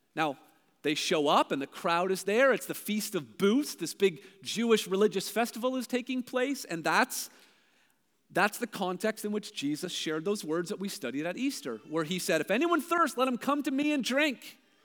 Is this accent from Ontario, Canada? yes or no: yes; Brampton, Ontario, Canada; also born or lived in Hamilton, Ontario; I'm from Brampton. But the truth is, I was born in Hamilton